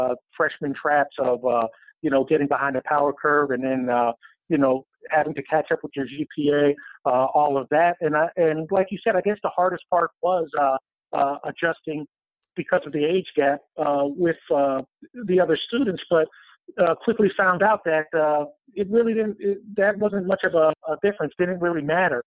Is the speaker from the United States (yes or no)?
yes; Pennsylvania, United States; moved away as an adult; also born or lived in South Carolina; I grew up in Pennsylvania